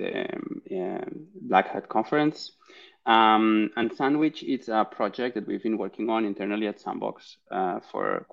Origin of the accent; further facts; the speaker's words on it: Barcelona, Catalonia, Spain; I'm originally from Barcelona in Spain